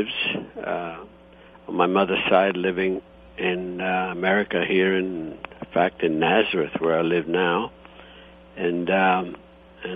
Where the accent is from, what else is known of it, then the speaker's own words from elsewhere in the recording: Italy, Istria County, Croatia; now in United States; I was born in Italy, and the region is Istria, and however now it's Croatia